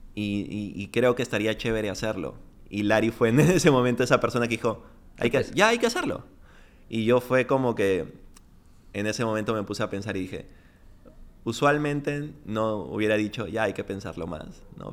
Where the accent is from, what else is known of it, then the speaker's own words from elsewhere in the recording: Piura, Peru; moved away as an adult; Yo, yo crecí en Piura.